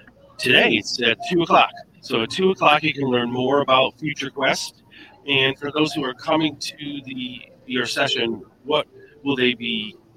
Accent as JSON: {"language": "English", "area": "Boston area", "region": "Massachusetts", "country": "United States", "said": "I am from the Boston area, right near Foxborough."}